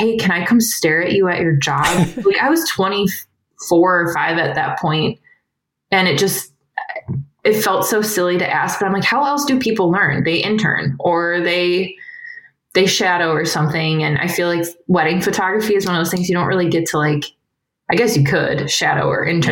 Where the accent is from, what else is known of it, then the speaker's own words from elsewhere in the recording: Cleveland, Ohio, United States; also born or lived in Kent, Ohio; now in Akron, United States; I grew up right outside of Cleveland, went to college at Kent where I met my husband, Dave. And then we now live in Akron